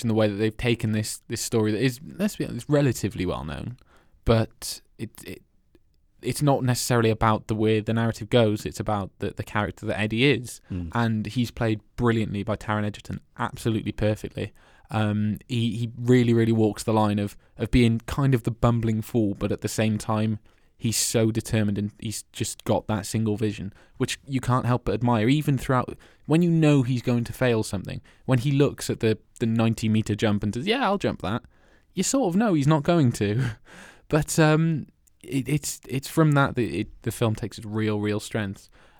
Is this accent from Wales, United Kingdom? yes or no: yes; Wales, United Kingdom; I'm from Wales.